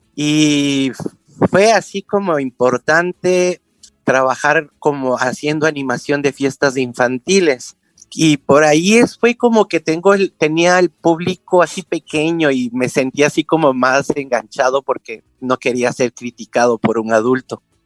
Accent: Quito, Pichincha, Ecuador; nací en Quito, hace en el 1964

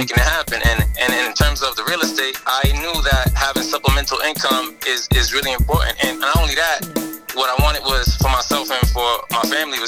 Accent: Boston, Massachusetts, United States; I grew up in Dorchester

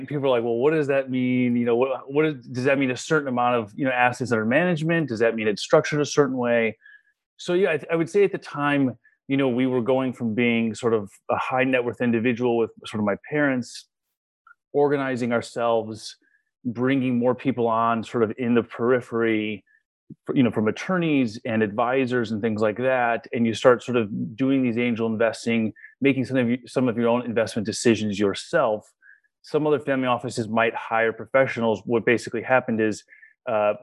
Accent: Chicago, Illinois, United States; growing up in Chicago, my brother and I had experimented with cannabis

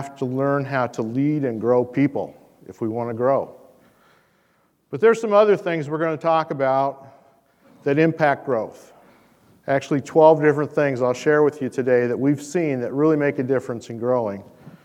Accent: Shelby County, Iowa, United States; I'm really just a simple Iowa farm boy. I come from Shelby County, Iowa

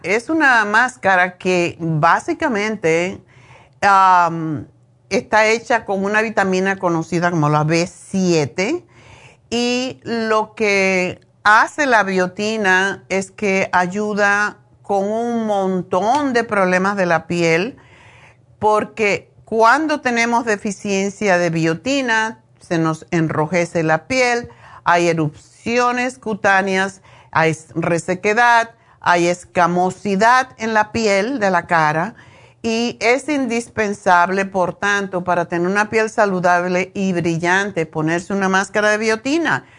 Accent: Cuba; moved away as an adult; also born or lived in Madrid, Spain; now in Los Angeles, United States; Lo primero que estudié cuando salí de Cuba en Madrid fue esteticien

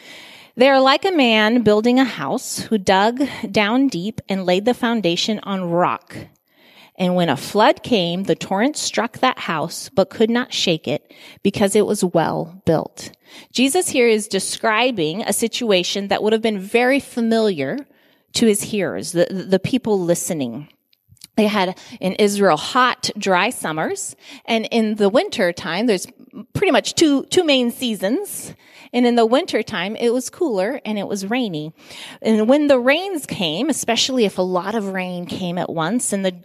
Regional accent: Guinea; I remember I grew up in Guinea, West Africa.

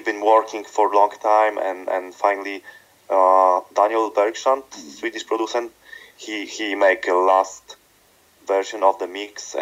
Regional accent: Krakow, Lesser Poland, Poland; spending time in my hometown Krakow here in Poland

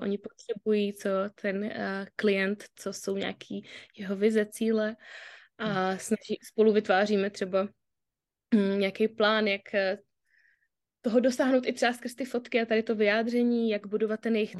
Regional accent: Brno, South Moravian Region, Czechia; jsem z Brna

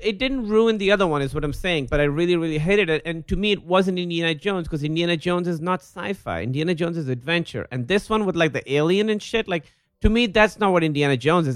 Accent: Pakistan; when I was a little kid, I grew up in Pakistan

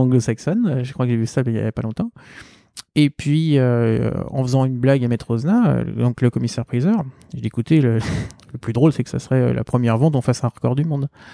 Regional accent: Seine-Saint-Denis, Île-de-France, France; je viens du 93

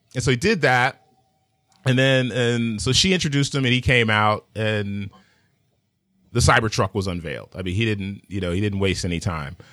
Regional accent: New York City, New York, United States; I'm from Manhattan

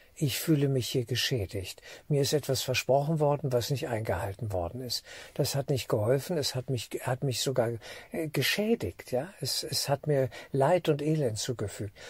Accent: Germany; als Deutscher für Deutschland

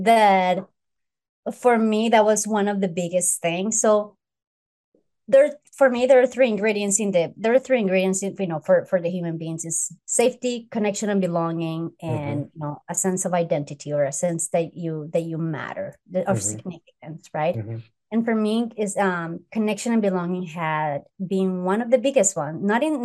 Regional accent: United States; Well, no, I grew up here, so I consider, the states.

